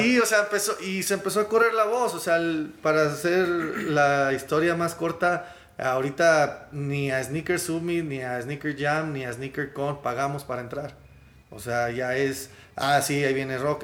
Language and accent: Spanish; Monterrey, Nuevo León, Mexico; venimos de Monterrey, de México